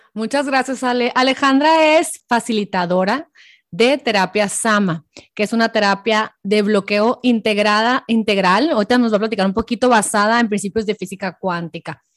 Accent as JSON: {"language": "Spanish", "town": "Hermosillo", "region": "Sonora", "country": "Mexico", "moved": "yes", "said": "Hermosillo, Sonora, de donde yo soy"}